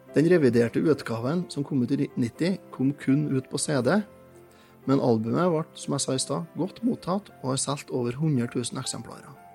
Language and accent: Norwegian; Trøndelag, Norway; som trønder og som har vokst opp med det her